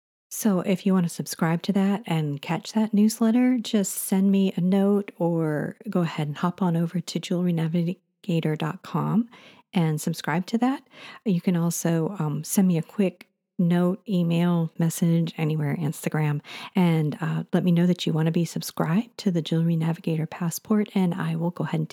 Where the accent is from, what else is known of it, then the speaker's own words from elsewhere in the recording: New York, United States; As a young child growing up in New York, I would take long hikes with my father to collect quartz and other minerals.